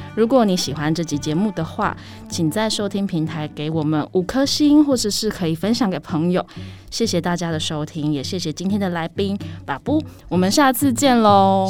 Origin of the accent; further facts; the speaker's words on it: Taiwan; 我们是出生于台湾的嗯。艺术创作者嘛